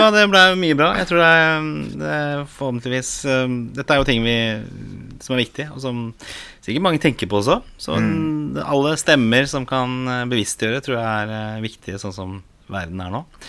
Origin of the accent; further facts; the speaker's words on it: Oslo, Norway; jeg vokste opp på Torså